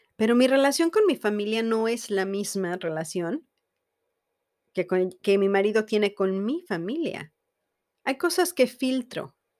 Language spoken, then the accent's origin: Spanish; Mexico; Yo soy mexicana y estoy casada con un americano